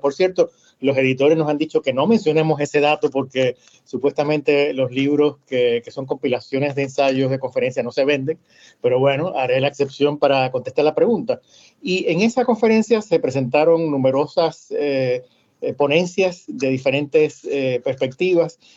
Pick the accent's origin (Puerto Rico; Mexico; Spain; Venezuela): Puerto Rico; Bayamón; accent: mix of Puerto Rican and Cuban; moved away as an adult; also born or lived in Cuba / Panama; now in Miami, United States; Nací en Cuba eh, poco antes de la revolución y mis padres eh, salieron en el año 1960 cuando yo tenía solamente tres años Primero fuimos a Panamá, allí pasé mi primera o mi segunda infancia entre el 60 y el 66, y entonces por razones de trabajo a mi padre eh, le ofrecieron una oportunidad de transferirse a Puerto Rico, y en el año 66